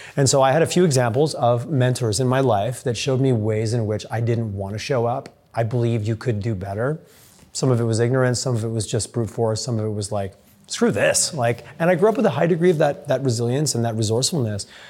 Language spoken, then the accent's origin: English; Southern Quebec, Canada; I went to a small elementary school in Southern Quebec, and my family I grew up making maple syrup